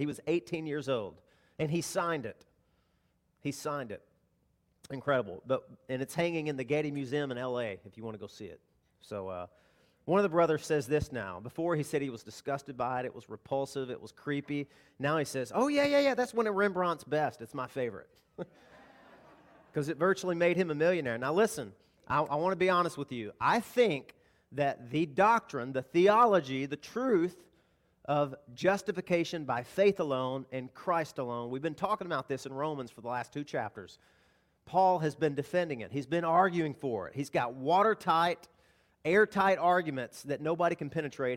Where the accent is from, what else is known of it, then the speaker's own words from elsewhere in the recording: the South, United States; Now, I grew up in the South. I grew up hunting